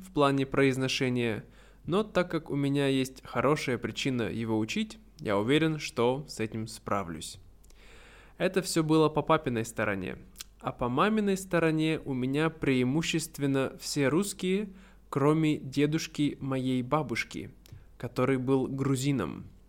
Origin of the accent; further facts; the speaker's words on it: Siberia, Russia; я родился и вырос в Сибири, поэтому я сибиряк